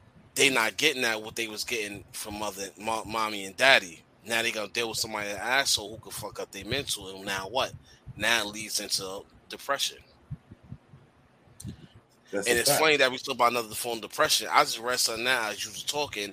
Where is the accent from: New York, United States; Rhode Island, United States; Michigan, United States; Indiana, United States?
New York, United States; I've been in New York all my life